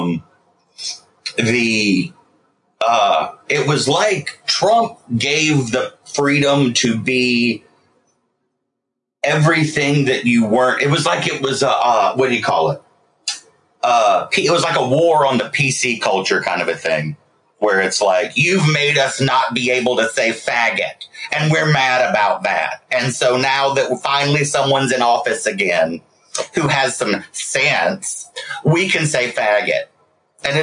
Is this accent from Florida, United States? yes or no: no; South Carolina, United States; as a gay person growing up in the South